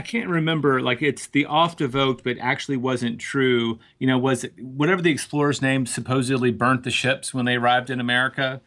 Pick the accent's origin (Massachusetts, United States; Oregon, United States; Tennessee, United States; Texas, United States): Tennessee, United States; moved away; also born or lived in New York; growing up in Tennessee